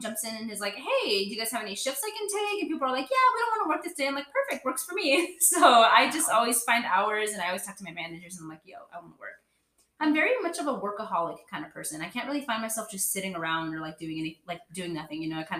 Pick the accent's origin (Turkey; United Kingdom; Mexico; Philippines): Mexico; first language Spanish; English is a second language; So fun fact, I'm Mexican and I speak Spanish. That was my first language growing up.